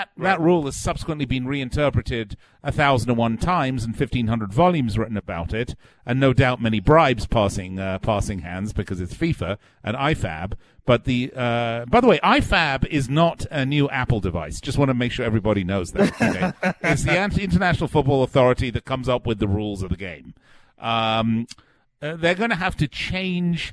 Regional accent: England, United Kingdom; now in United States; I'm English, but I'm a naturalized American. I'm a native son of England

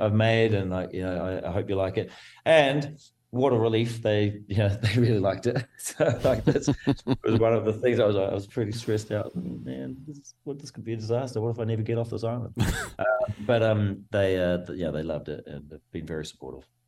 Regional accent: New Zealand; I come from New Zealand, as very it's a rugby mad nation

